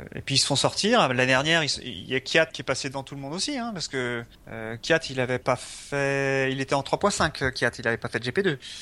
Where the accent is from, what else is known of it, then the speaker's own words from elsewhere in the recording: France; on est français